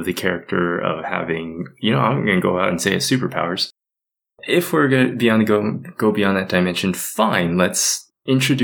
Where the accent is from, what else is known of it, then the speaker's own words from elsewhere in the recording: United States; I am Asian American, born and raised in the United States